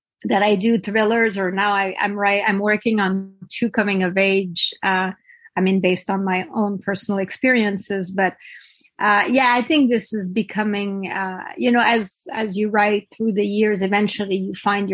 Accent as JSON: {"language": "English", "region": "Quebec", "country": "Canada", "tie": "born or raised there", "also_born_or_lived": "Toronto", "first_language": "French", "second_language": "English", "moved": "as an adult", "said": "I come from the Frenchest area of Canada. 98% of the people don't speak English. Don't speak English. So I learned English when I was 17"}